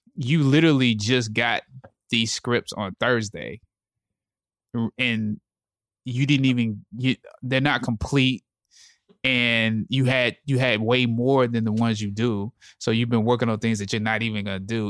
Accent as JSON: {"language": "English", "town": "Anderson", "region": "South Carolina", "country": "United States", "tie": "born or raised there", "said": "I grew up, I'm from Anderson, South Carolina"}